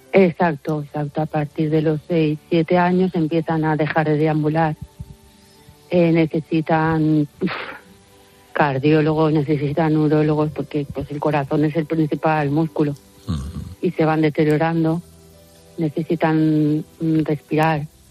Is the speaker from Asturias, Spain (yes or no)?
no; Museros, Valencian Community, Spain; en mi pueblo que es Museros en Valencia